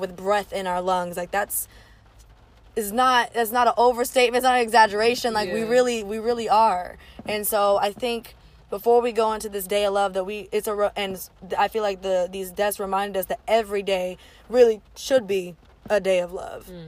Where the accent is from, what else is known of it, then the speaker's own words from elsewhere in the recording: Orange County, California, United States; moved away as an adult; now in Tennessee, United States; I'm from the West Coast, so this hit really close to home. And I am specifically from Orange County